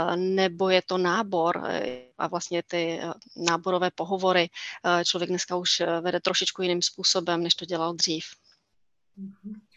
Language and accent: Czech; East Bohemia, Czechia; Lipchavy jsou ve východních Čechách, odkud pocházím.